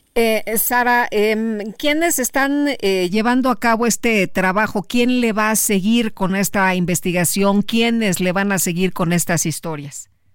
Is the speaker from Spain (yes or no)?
no; Mexico